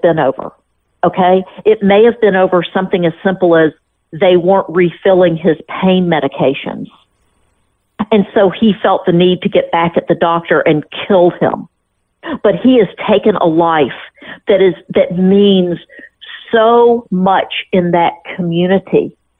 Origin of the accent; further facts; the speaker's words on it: Memphis, Tennessee, United States; I'm from Memphis